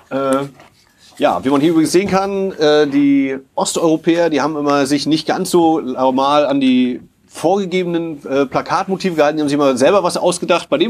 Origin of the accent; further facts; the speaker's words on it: Poland; born there; Ich komme ja auch aus Europa als äh, polnisch geborener